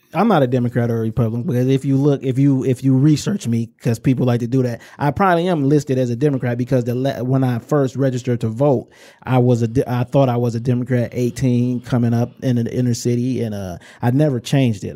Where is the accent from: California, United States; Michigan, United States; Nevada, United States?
Michigan, United States; Inkster; I'm from Inkster in the Romulus area